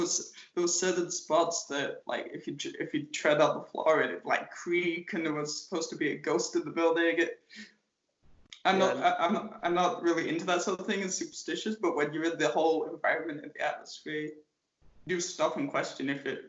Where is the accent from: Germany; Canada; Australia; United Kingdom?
United Kingdom; England; born or raised there; moved away